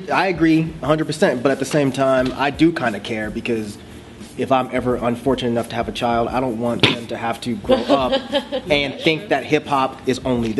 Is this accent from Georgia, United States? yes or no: yes; Conyers, Georgia, United States; when I was in Conyers